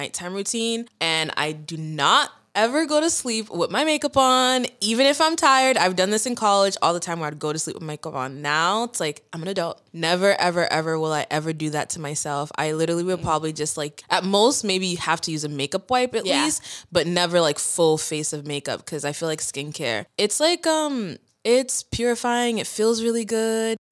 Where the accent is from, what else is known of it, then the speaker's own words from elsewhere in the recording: Brockton, Massachusetts, United States; also born or lived in Boston, Massachusetts; now in Brooklyn, United States; I'm from Brockton, Massachusetts, born in Boston, Massachusetts